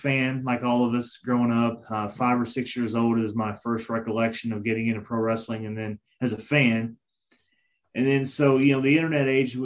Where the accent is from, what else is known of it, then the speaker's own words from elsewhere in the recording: Dexter, Missouri, United States; moved away as an adult; also born or lived in Sikeston, Missouri / Jonesboro, Arkansas; I grew up in Dexter, Missouri, in the Boot Hill part of the state.